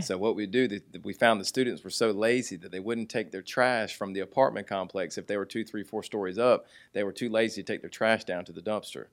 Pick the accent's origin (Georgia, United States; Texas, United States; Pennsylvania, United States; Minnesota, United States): Georgia, United States; Jonesboro; also born or lived in Fort Lauderdale, Florida; grew up on the south side of Atlanta in, uh, Jonesboro and, uh, Eagles Landing area